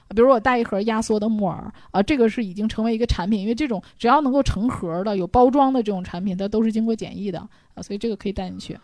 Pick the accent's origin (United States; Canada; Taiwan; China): China; 我们中国人这个体质